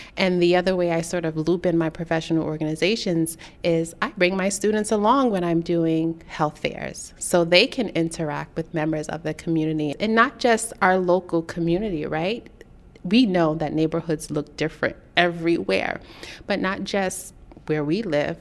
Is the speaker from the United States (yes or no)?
yes; New York City, New York, United States; I grew up in Brooklyn, New York, where there aren't a lot of resources.